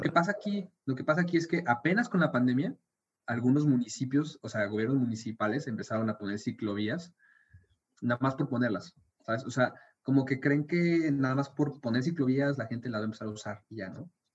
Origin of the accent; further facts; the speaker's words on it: Mexico City, Mexico; now in Monterrey, Mexico; yo crecí en Ciudad de México